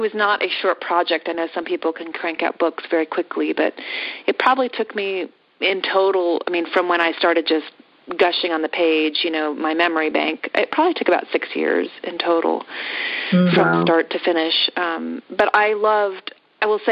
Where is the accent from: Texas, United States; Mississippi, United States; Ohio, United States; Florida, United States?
Ohio, United States; Yellow Springs; my hometown of Yellow Springs